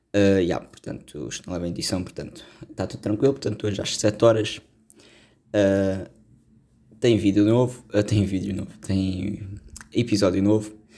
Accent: Portugal; sendo português

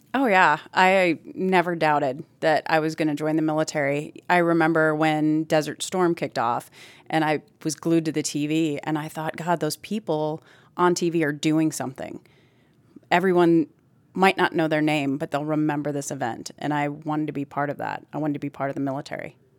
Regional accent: Plymouth, Wisconsin, United States; moved away; I'm originally from Plymouth, Wisconsin, which is a really small town.

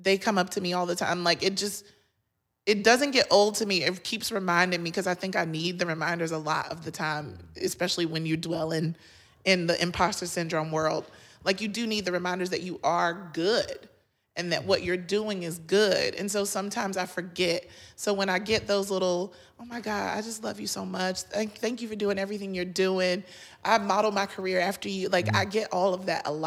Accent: North Carolina, United States; I'm from North Carolina. I'm one of six. My mama still lives in the projects.

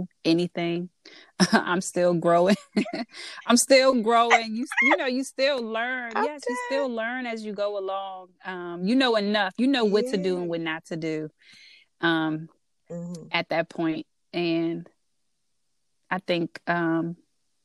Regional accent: DMV, United States; accent: DMV; my DMV accent, which I get all the time

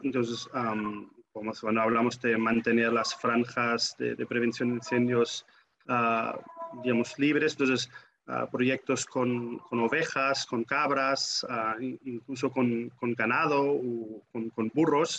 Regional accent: Germany; en mi adolescencia en Alemania

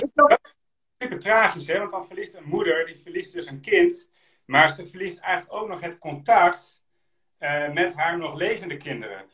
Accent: Friesland, Netherlands; also born or lived in Drenthe / Groningen; ik, ben, geboren in Drenthe, opgegroeid in Friesland en ik gestudeerd in Groningen. Ik ben een echte Noordeling

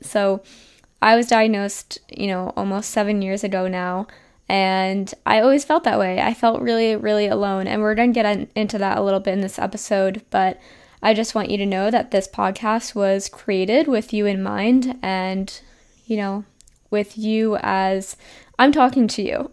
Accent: New Jersey, United States; moved away as an adult; also born or lived in Pennsylvania / Miami; I'm from New Jersey

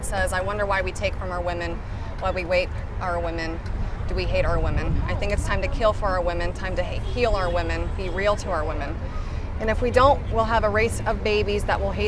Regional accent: Columbus, Ohio, United States; I'm from Columbus, Ohio

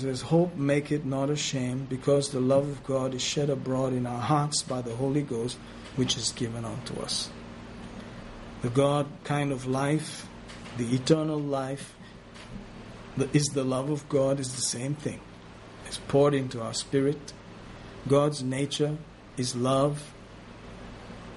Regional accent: Ethiopia; I was born in Ethiopia

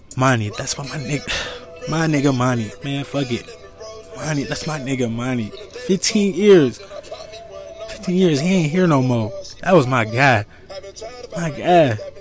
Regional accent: United States; I'm an American. born here. Family born here. Not in this state, but America.

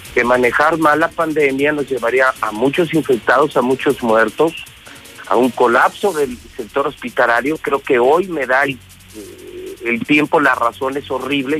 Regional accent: Aguascalientes, Mexico; Y yo sí soy de Aguascalientes y tengo tres décadas trabajando por Aguascalientes

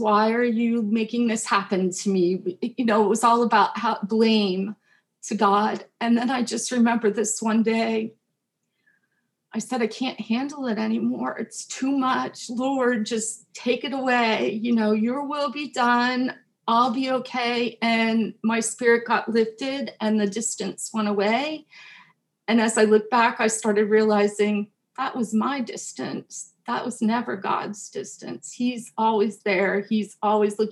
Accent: New Jersey, United States; also born or lived in Pennsylvania; my home church in New Jersey, where we moved when I was four

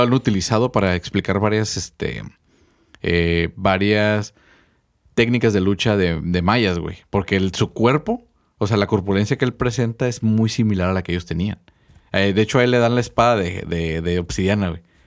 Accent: Mexico; mi pueblo o mis raíces mexicanas

